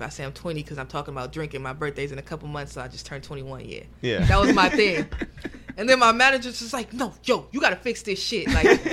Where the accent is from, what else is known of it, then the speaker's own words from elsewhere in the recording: Oakland, California, United States; I was born in Oakland